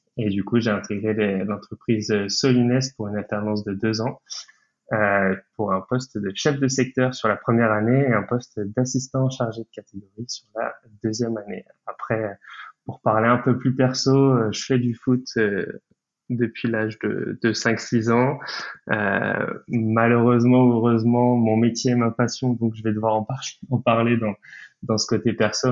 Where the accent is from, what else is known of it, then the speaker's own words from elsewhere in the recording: Brittany, France; j'ai 23 ans et je suis breton